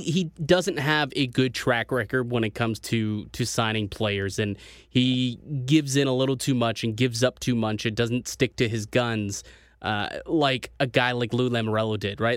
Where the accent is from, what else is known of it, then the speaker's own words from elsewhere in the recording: Canada; as a Canadian